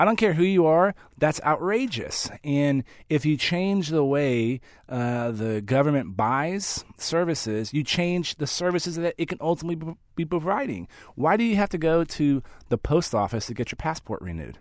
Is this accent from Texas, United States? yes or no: yes; San Antonio, Texas, United States; San Antonio, which is my, my hometown, home of the San Antonio Spurs